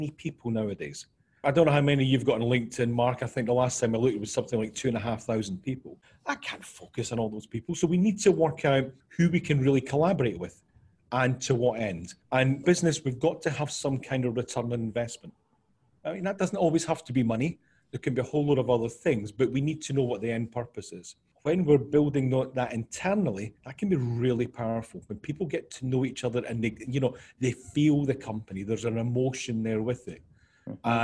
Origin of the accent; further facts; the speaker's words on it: Scotland, United Kingdom; moved away as an adult; now in New York, United States; originally from Scotland, we moved to New York 2.5 years ago.